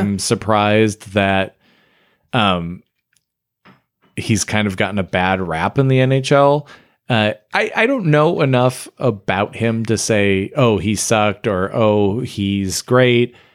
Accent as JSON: {"language": "English", "region": "Michigan", "country": "United States", "tie": "born or raised there", "said": "I grew up in Michigan, but I had family in the Phoenix area"}